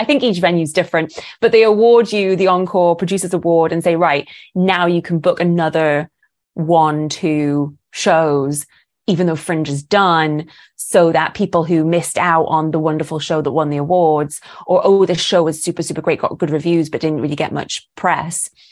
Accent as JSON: {"language": "English", "country": "United Kingdom", "moved": "as an adult", "lives_now": "Los Angeles, United States", "said": "this Brit's come all the way from Britain and has now, is now making it in L"}